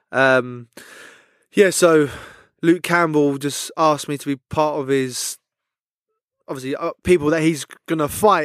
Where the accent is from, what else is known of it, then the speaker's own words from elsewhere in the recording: London, United Kingdom; I'm from West London, so a lot of my mates are Chelsea.